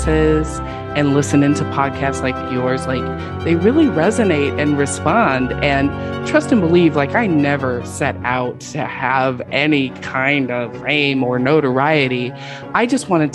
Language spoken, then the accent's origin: English; West Coast, United States; moved away as an adult; now in Houston, United States; I'm actually not from Houston. I have lived here 10 years, so like I am definitely officially adopted Texan. But I'm actually from the West Coast